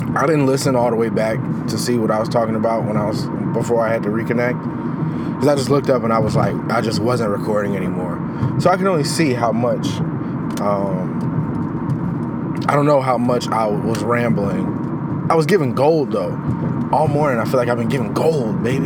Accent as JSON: {"language": "English", "town": "Chicago", "region": "Illinois", "country": "United States", "said": "as a Chicagoan never going ice skating"}